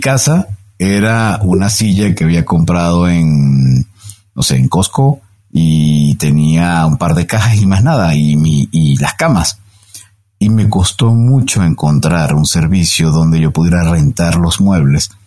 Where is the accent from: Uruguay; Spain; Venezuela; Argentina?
Venezuela; moved away as an adult; now in Mexico; Yo tengo casi 13 años en México, vengo de Venezuela